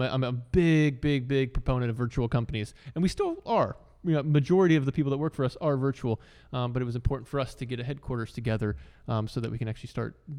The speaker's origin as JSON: {"language": "English", "country": "United States", "said": "You know, it's even for me as an American voter, although I just figured I'm a registered independent."}